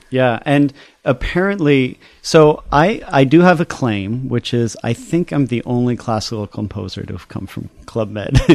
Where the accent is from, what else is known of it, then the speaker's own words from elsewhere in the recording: United States; also born or lived in Paris, France / Chicago / East Coast; I was born in Paris and grew up in France, my sister and I, and then we moved here when I was five. And then we did our schooling in the U S. uh, in Chicago and then the East Coast